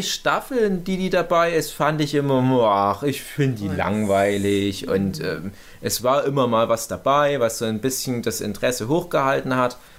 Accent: Erzgebirge, Saxony, Germany; accent: Erzgebirgisch; meinem komischen erzgebirgischen Dialekt

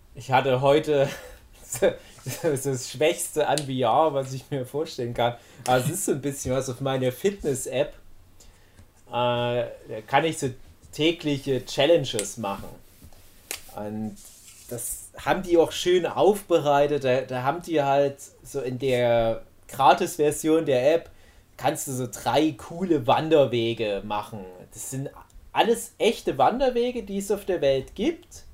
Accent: Erzgebirge, Saxony, Germany; bei uns im Erzgebirge

